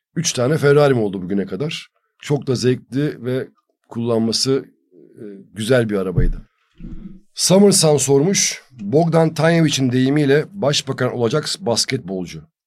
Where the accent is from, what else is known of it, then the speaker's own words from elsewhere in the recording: Turkey; bir Türk olarak